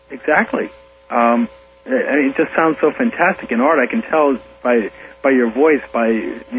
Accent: Huntington, New York, United States; moved away as an adult; also born or lived in Elmont, Nassau County / New Orleans; now in Youngstown, Ohio, United States; No, I'm from Suffolk County. I'm I'm from uh, Huntington.

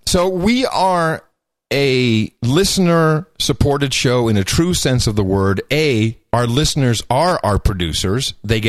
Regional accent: Arlington, Virginia, United States; moved away; I was born in Arlington Hospital.

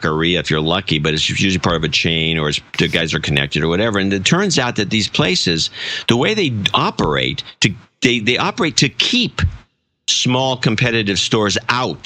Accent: California, United States; I'm from California

